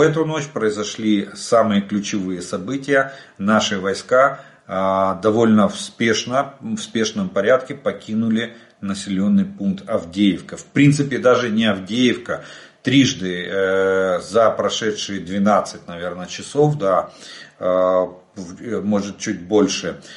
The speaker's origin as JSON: {"language": "Russian", "country": "Ukraine", "said": "мы из Украины"}